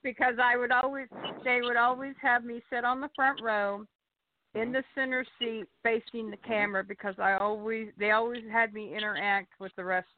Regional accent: Kansas, United States; moved away as an adult; now in Arkansas, United States; I was born and raised in Kansas, and I moved to Arkansas in 1988 with my family.

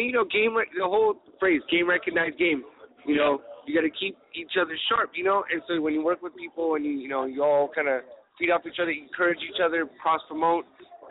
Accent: Los Angeles, California, United States; Yeah, I'm from Eagle Rock.

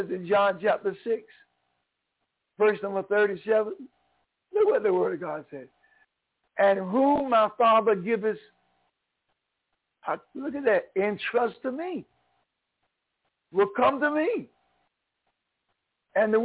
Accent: Craven County, North Carolina, United States; moved away as an adult; also born or lived in New York; now in North Carolina, United States; I was born in North Carolina. I'm a Tar Heel. I was born in 1944 in Craven County. I went to New York in 1974

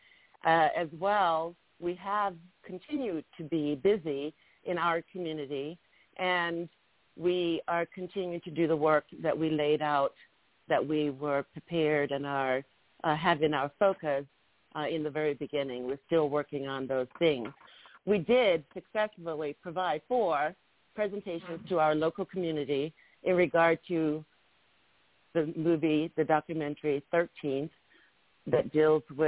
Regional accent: North Carolina, United States; moved away; I'm from North Carolina originally

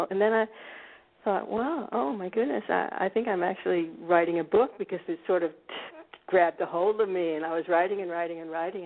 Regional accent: United States; now in Scandinavia; I grew up actually in a suburb of Washington D.C.

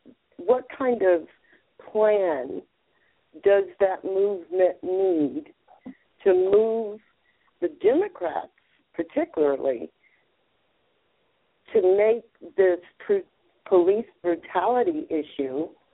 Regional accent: Atlanta, Georgia, United States; now in Laguna Beach, United States; I am living in Laguna Beach, California. I am a transplant from Atlanta, Georgia.

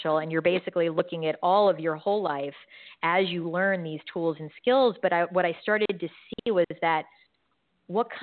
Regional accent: New York, United States; moved away; I'm from New York

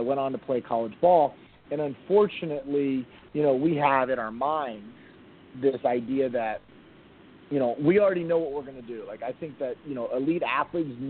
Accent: Miami, Florida, United States; moved away as an adult; also born or lived in North Carolina; now in Northern Virginia, United States; I'm born and raised in Miami

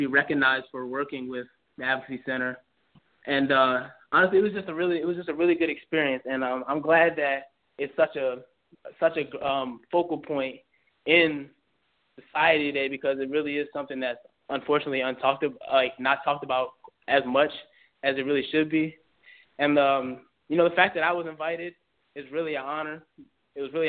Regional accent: Mitchellville, Maryland, United States; I'm born and raised. I've lived in the same house my entire life

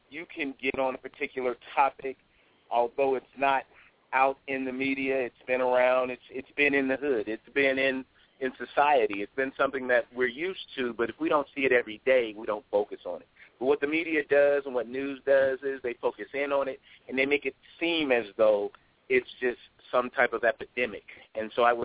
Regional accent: Ohio, United States; moved away as an adult; also born or lived in Atlanta; I'm originally from Ohio

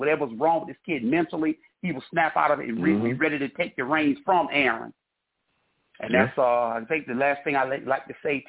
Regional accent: New York, United States; I'm from New York

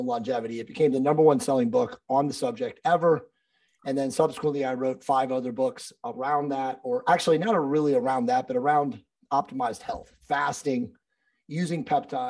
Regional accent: East Coast, United States; moved away as an adult; I was originally from the East Coast

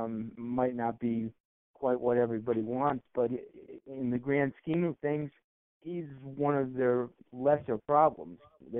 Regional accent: Pennsylvania, United States; I grew up in Pennsylvania

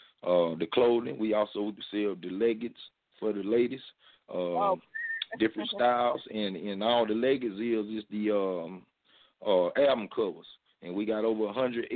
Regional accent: Albany, Georgia, United States; I'm from Albany, GA

